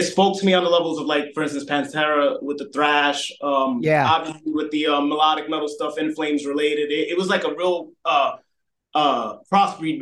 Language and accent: English; New York City, New York, United States; me growing up in the Bronx, New York